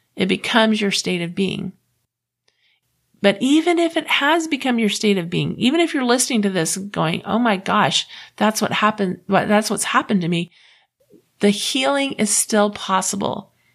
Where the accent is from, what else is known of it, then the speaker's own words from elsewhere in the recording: Florida, United States; I grew up in the South. I grew up in Florida